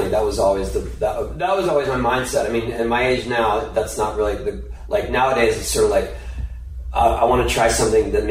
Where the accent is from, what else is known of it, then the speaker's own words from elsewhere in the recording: San Diego, California, United States; I grew up in San Diego.